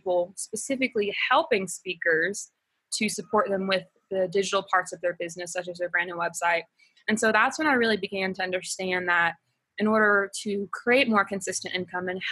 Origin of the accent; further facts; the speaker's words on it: Alabama, United States; moved away as an adult; now in Ecuador; I'm originally from Alabama, but we've been living here for going on 3 years now